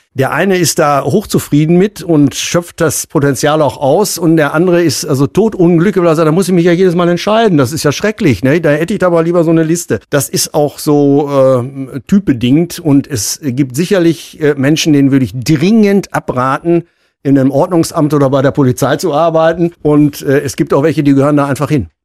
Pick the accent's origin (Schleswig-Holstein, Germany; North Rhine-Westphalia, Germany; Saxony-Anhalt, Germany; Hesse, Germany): North Rhine-Westphalia, Germany; Münster; ich bin ja auch gebürtiger Münsteraner, bin ja nie weggekommen